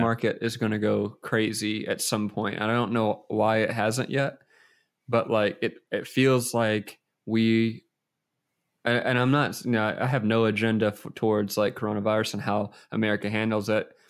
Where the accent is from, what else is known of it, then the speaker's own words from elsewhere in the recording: United States; I'm American